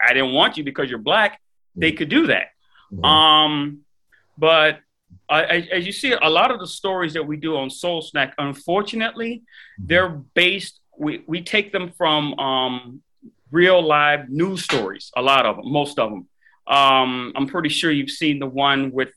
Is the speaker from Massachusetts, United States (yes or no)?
no; Miami, Florida, United States; I'm in Miami, born and raised. I grew up here